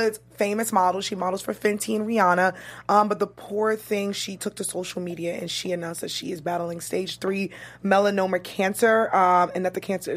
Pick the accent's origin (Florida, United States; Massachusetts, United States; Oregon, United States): Massachusetts, United States; Boston; also born or lived in New York; I'm from New York, but I grew up in Boston